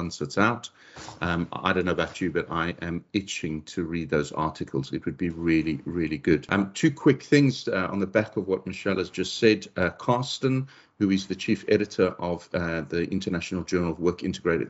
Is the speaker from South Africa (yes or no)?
yes; South Africa; moved away; I'm originally from South Africa, and a lot of our more rural communities